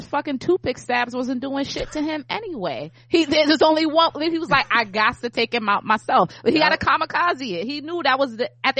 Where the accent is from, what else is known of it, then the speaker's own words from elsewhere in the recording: New York, United States; I'm from New York, so that's a very visceral thing to see.